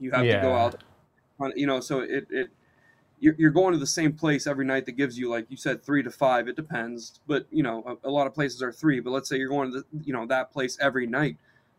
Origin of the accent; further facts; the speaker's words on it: Texas, United States; now in California, United States; I was born in Texas.